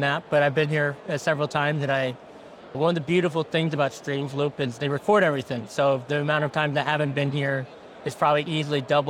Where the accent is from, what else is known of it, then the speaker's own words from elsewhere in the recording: St. Louis, Missouri, United States; also born or lived in Washington State; I was born and raised in St. Louis